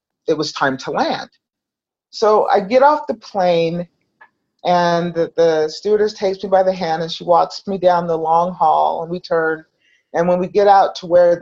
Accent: Salt Lake City, Utah, United States; I grew up in Salt Lake City, Utah

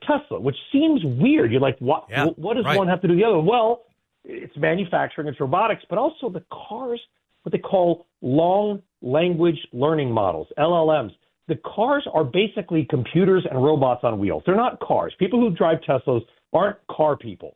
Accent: California, United States; I grew up in California.

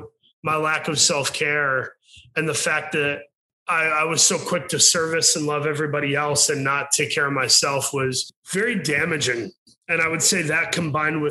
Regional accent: Saginaw, Michigan, United States; moved away; I'm from Saginaw, Michigan

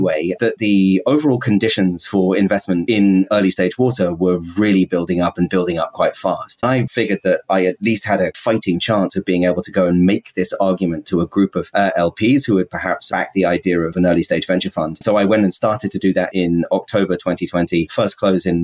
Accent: United Kingdom; also born or lived in Scotland / San Francisco; now in New York, United States; I'm a British person.

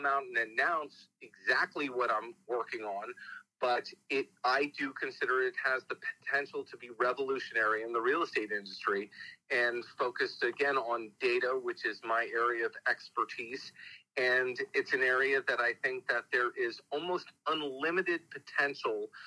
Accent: New York, United States; moved away; also born or lived in Texas; I was raised in New York

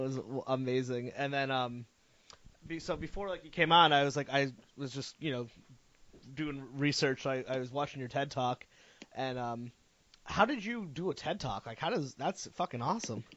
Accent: Connecticut, United States; I'm from Connecticut, so I was like really into the central like the Connecticut scene

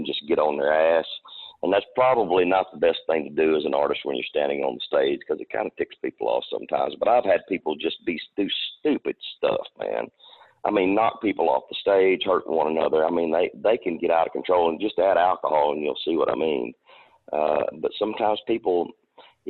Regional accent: Texarkana, United States; I grew up around Texarkana.

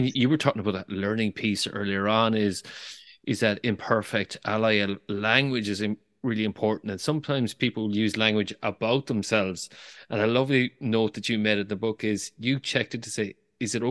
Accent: Galway, Connacht, Ireland; a Galway man

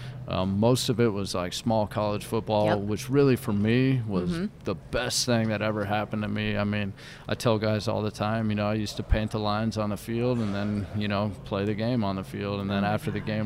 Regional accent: West Coast, United States; also born or lived in Philadelphia area / New Jersey; now in Detroit, United States; I grew up on the West Coast

